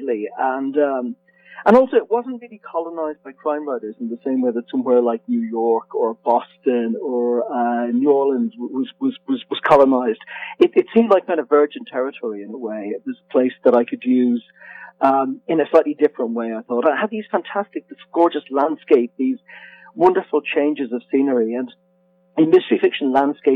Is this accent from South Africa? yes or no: no; Dublin, Leinster, Ireland; I'm Irish, and I grew up in Dublin